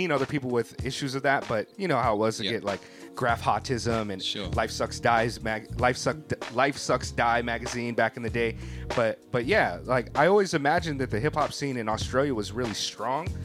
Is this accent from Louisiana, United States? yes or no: no; California, United States; you know, I grew up in California